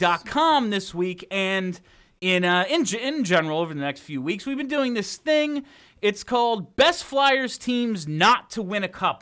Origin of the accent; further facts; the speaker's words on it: New Jersey, United States; I'm from South Jersey